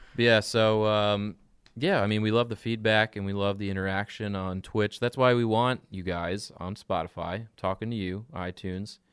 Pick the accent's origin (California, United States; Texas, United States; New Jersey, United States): New Jersey, United States; we're from New Jersey